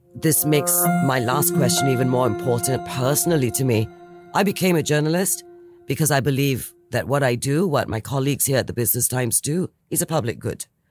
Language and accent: English; Singapore; as a Singaporean